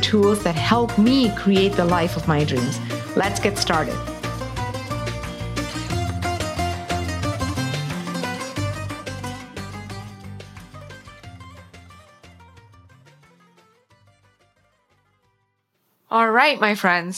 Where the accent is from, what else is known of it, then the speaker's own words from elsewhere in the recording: South India, India; When I was growing up in South India